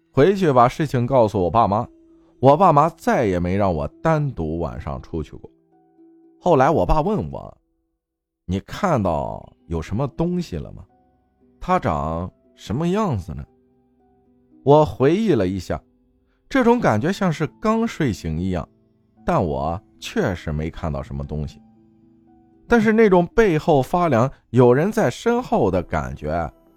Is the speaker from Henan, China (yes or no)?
yes; Luyi, Henan, China; 我老家河南周口路一线